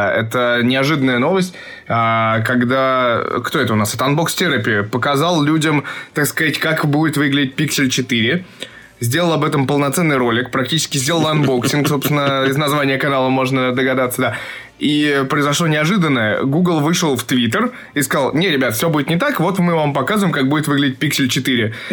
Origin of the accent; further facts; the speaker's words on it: Moscow, Russia; born or raised there